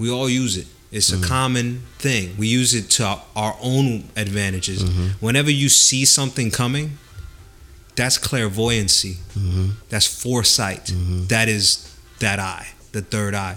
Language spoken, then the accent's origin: English; United States; I was raised in the United States